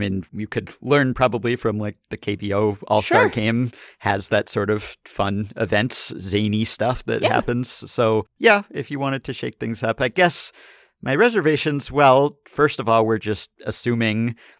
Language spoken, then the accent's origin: English; Minneapolis, Minnesota, United States; it was in my hometown of Minneapolis